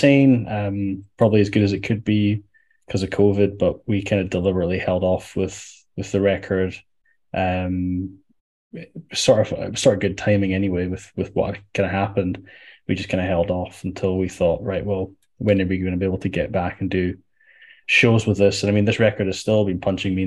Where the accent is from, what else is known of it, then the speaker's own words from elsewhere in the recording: Edinburgh, Scotland, United Kingdom; I'm from Edinburgh. I live in Edinburgh in Scotland